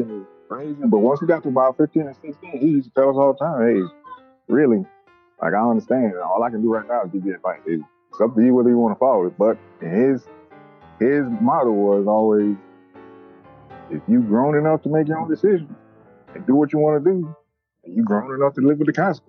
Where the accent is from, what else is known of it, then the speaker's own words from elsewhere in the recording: U.S. Virgin Islands; moved away as an adult; For me, well, you know, I'm from the Virgin Islands, born and raised, stayed there. You know, I left to join the Army when I was 20 years old.